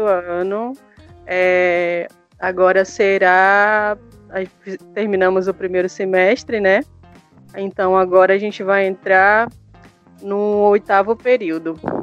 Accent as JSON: {"language": "Portuguese", "town": "Boca do Acre", "region": "Amazonas", "country": "Brazil", "said": "sou amazonense"}